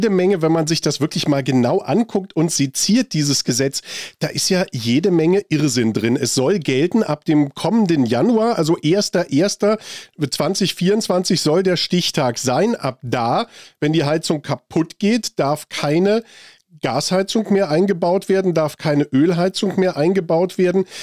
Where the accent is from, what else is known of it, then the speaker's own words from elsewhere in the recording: Germany; 500 Milliarden Euro was bekommen wir dafür so als Deutsche?